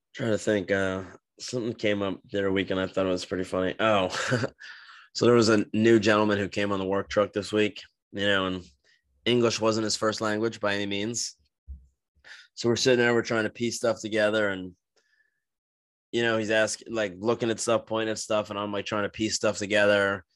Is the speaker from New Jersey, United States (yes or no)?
yes; New Jersey, United States; now in Florida, United States; we grew up with in New Jersey